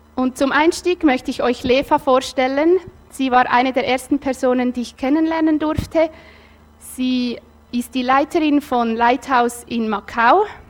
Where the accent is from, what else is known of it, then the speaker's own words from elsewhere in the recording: Nidwalden, Switzerland; ich bin in Nidwalden aufgewachsen